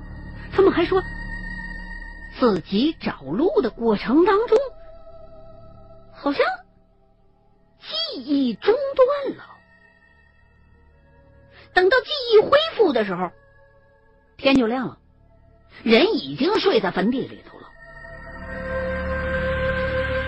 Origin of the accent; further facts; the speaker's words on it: Chongqing, China; 他可能因为不怎么了解重庆这边的情况，所以一听说我是重庆的，就立刻给我打电话了。